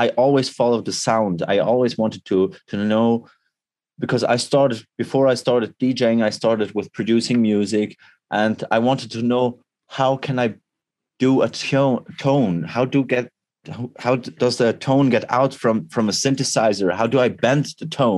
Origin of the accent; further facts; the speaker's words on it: Switzerland; I'm from Switzerland